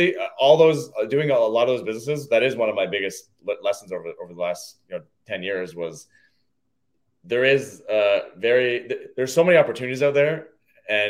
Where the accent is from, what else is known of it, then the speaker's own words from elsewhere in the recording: Toronto, Ontario, Canada; now in Hamilton, Canada; I grew up in the Greater Toronto area